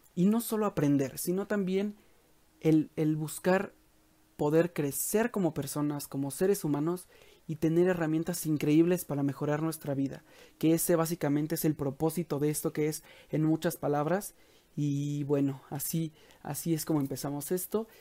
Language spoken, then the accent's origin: Spanish; Mexico; en México, que es de donde soy